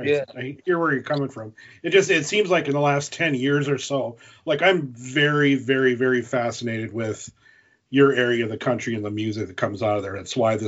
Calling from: North Dakota, United States; I'm up in North Dakota.

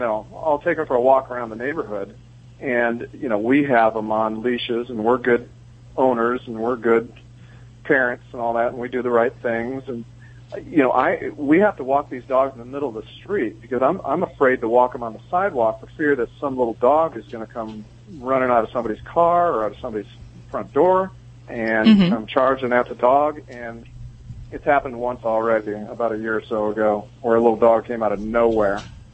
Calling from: Solvang, California, United States; I'm calling from Solvang, California, just down the road from you guys.

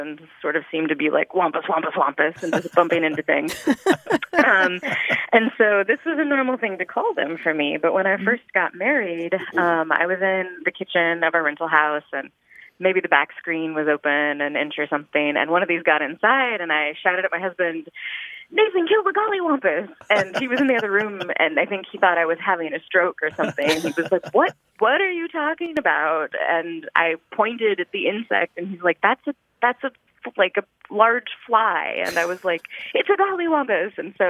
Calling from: Lawrence, Kansas, United States; I'm calling from Lawrence, Kansas.

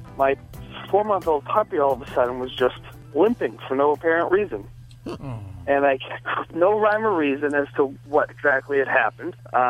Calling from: Boston, Massachusetts, United States; I'm calling from Boston.

